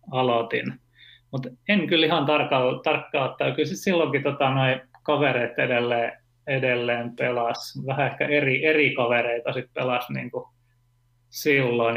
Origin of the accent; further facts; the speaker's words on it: Turku, Southwest Finland, Finland; mä oon tota Turusta, Turusta kotoisin ja asunut lapsuuteni Hannun Niittu nimisessä kaupungin osassa